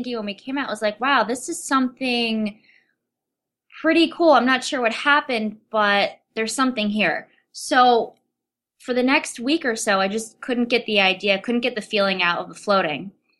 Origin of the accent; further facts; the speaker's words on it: Rochester, New York, United States; Which is my hometown.